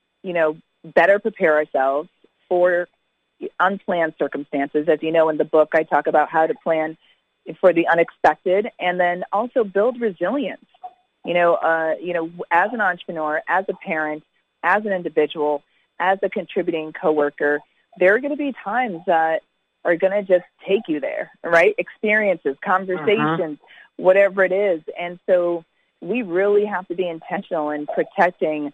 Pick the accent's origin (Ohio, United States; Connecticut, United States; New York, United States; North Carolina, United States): Connecticut, United States; also born or lived in Jamaica; I grew up in Connecticut